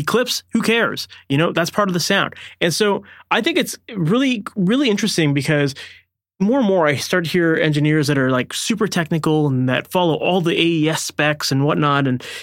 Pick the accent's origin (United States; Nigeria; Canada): Canada; Oakville, Ontario; based out of Oakville, Ontario, Canada, which is my hometown